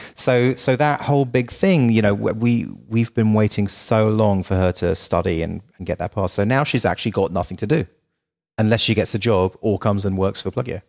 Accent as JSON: {"language": "English", "country": "United Kingdom", "also_born_or_lived": "Los Angeles, United States", "moved": "as an adult", "said": "as a Brit"}